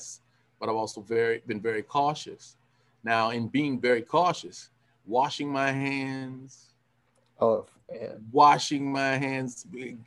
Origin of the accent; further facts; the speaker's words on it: California, United States; I'm from California